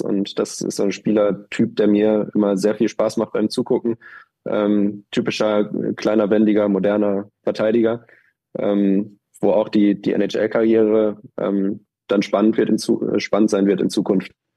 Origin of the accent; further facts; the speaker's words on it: Germany; als Deutscher